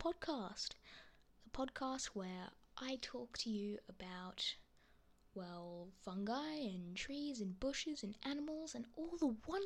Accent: Australia; accent: Australian; I am from Australia, if you couldn't catch that from my accent.

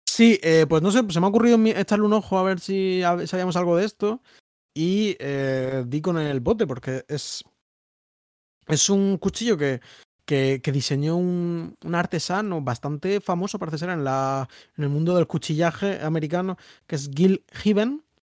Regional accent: Murcia, Region of Murcia, Spain; yo, que soy de Murcia, que es un sitio de donde se va la gente

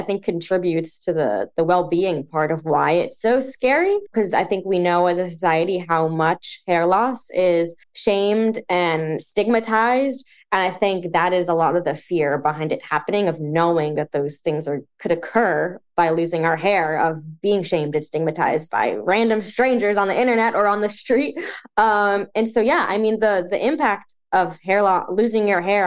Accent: New Jersey, United States; also born or lived in New York; So I grew up in New Jersey my whole life. I am currently still living in New Jersey.

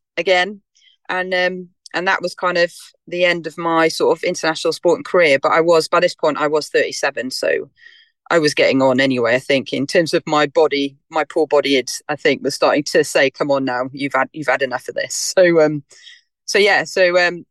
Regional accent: Wales, United Kingdom; being Welsh

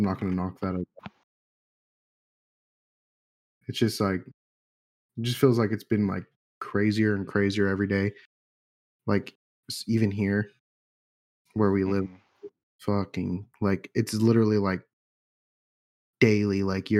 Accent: England, United Kingdom; now in United States; I'm English. I want to be back

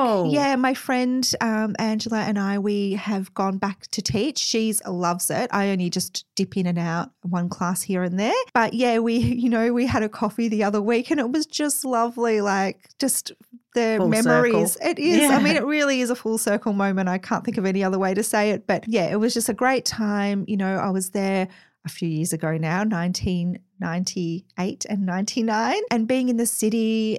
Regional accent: Mount Eliza, Victoria, Australia; You know, I grew up in Mount Eliza, so, you know, suburbia, very vanilla place, beautiful place to grow up.

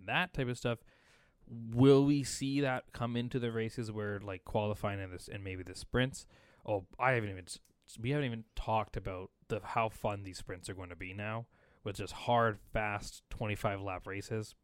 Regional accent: Canada; we're Canadian

